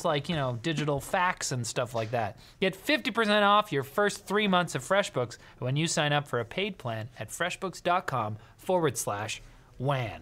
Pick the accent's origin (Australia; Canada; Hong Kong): Canada; We're Canadian